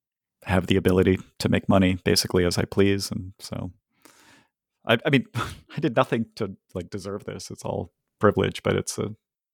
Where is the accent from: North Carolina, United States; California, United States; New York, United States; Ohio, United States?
Ohio, United States; Or also, I'm from Ohio, and I like Ohio sports teams